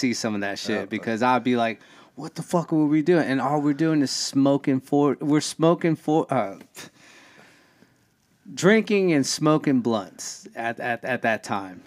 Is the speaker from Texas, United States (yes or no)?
yes; Houston, Texas, United States; I'm from the north side, because I grew up on Gulf Bank and 45